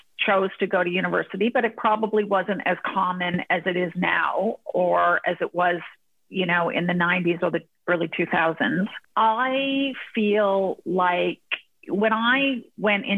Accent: Hamilton, Ontario, Canada; moved away as an adult; also born or lived in Toronto / United Kingdom / London; now in United States; I'm actually from Hamilton. I was born in Hamilton.

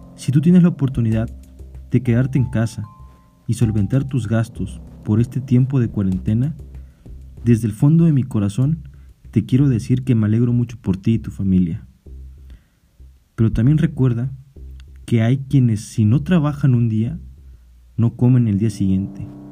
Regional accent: Mexico; como mexicanos

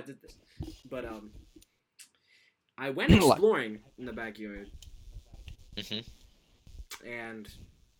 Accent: Canada; accent: American; moved away as an adult; now in England, United Kingdom; I'm actually from Canada. I just came to England to study

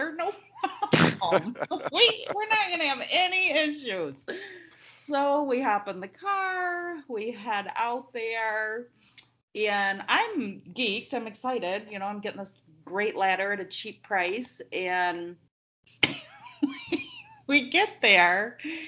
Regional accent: Linden, Michigan, United States; I grew up in Linden.

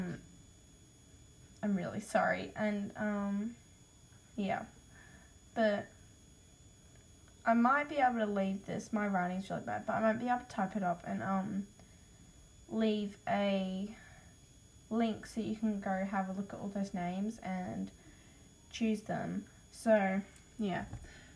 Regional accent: Australia; accent: Australian; because I've got an Australian accent

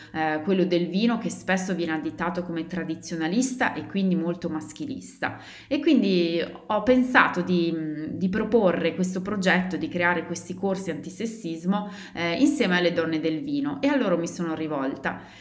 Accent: Italy; moved away; mio paese d'origine, in Italia, dove una cosa del genere non esiste

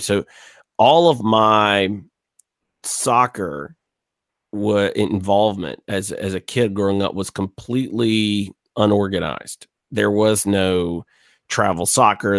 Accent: Gulf Coast, South Alabama, United States; I grew up on the Gulf Coast in South Alabama, two hours east of New Orleans.

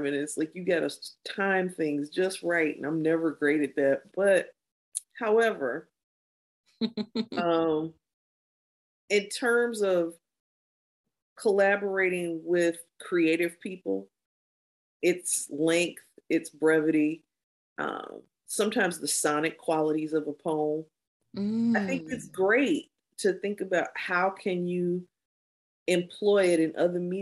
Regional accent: Kankakee, Illinois, United States; also born or lived in Chicago; I was very involved in the Black community where I grew up in Kankakee

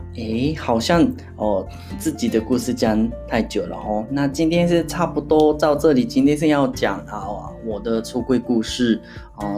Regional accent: Hyogo, Japan; Chinese is a second language; moved away as an adult; now in Tokyo, Japan; 回我老家是兵库县的

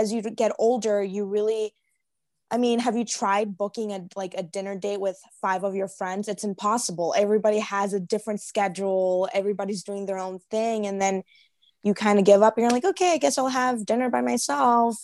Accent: Chicago, Illinois, United States; moved away as an adult; now in Arizona, United States; I'm from Chicago. So our winters are very long

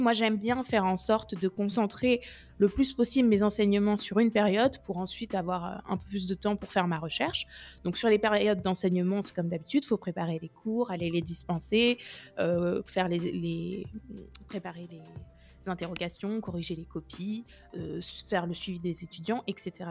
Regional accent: Orléans, Centre-Val de Loire, France; moved away as an adult; also born or lived in Lyon / Nice / Rennes; now in Paris, France; je suis d'Orléans à la base. J'ai fait ma prépa à Orléans. Je suis restée là-bas

